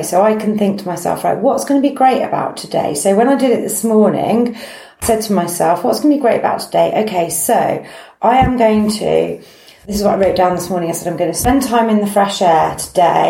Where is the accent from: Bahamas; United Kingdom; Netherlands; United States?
United Kingdom; we're very British